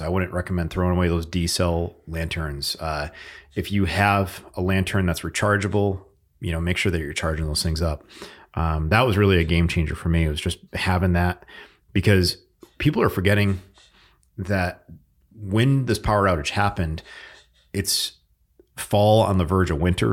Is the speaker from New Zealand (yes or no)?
no; Northeast, United States; moved away; we're both from the Northeast